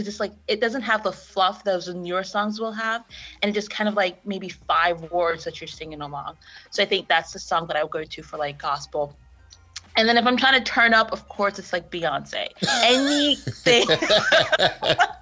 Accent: Jamaica; also born or lived in Connecticut / Providence, Rhode Island; now in United States; I was born and raised in Jamaica. I moved to Connecticut of all places. Well, not me, my family. They dragged us here

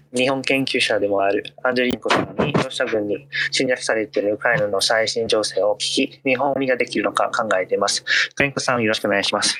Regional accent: Italy; moved away; 出身はイタリア

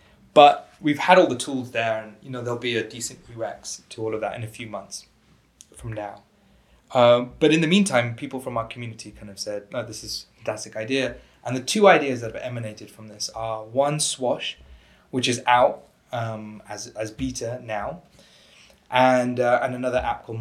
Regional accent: United Kingdom; I'm British, so we pronounce it differently

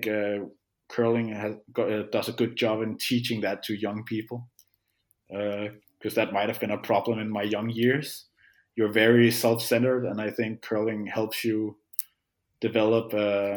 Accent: Hvidovre, Capital Region of Denmark, Denmark; I had fun growing up in in Vidovre

